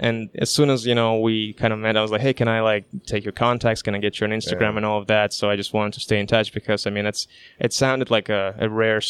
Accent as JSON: {"language": "English", "country": "Kazakhstan", "moved": "yes", "lives_now": "Canada", "said": "I'm from Kazakhstan originally"}